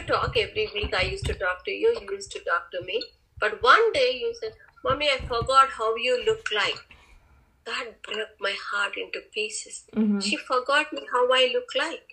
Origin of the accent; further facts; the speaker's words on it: India; moved away as an adult; now in United States; in my hometown I was the only PhD and doctorate